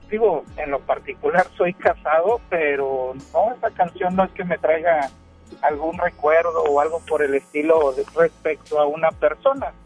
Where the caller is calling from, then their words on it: García, Nuevo León, Mexico; Pues ando acá por García.